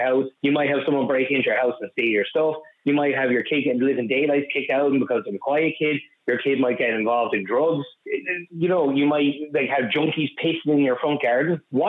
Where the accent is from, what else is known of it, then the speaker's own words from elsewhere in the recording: Cardiff, Wales, United Kingdom; now in Dublin, Ireland; Like, I'm originally from Cardiff myself, and I've kept in touch with people up there. And since we left over the last 20 years, it's gotten worse and worse and worse.